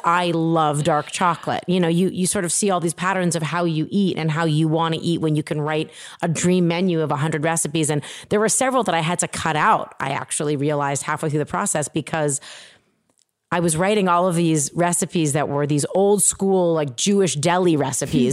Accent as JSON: {"language": "English", "town": "Toronto", "region": "Ontario", "country": "Canada", "tie": "born or raised there", "moved": "yes", "said": "I grew up in Toronto, Canada."}